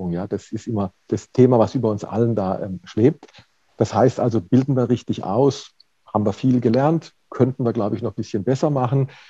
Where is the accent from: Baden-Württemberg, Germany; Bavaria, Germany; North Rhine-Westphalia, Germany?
Baden-Württemberg, Germany; also ich komme aus Baden-Württemberg gebürtig